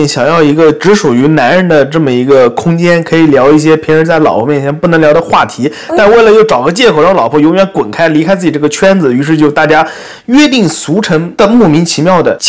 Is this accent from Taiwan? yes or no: no; Jiangsu, China; 我高中的时候，我是江苏的嘛，我们那边数学卷子满分是一百六十分，我考过十四分。